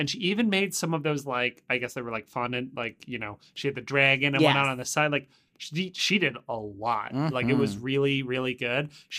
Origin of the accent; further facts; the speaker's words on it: Oakville, Ontario, Canada; I grew up in Oakville